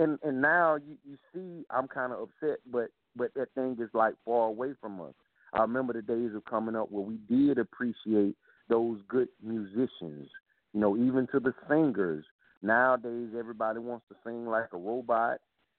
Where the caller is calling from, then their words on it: South Carolina, United States; I'm calling from South Carolina.